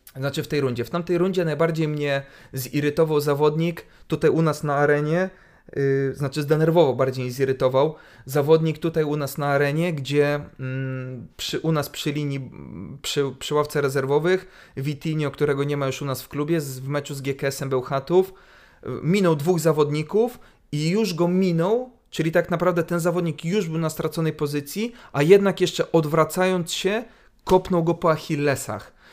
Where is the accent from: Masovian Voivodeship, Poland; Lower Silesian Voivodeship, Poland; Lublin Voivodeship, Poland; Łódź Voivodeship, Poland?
Lublin Voivodeship, Poland; Lublin; wychowałem się na Starym Mieście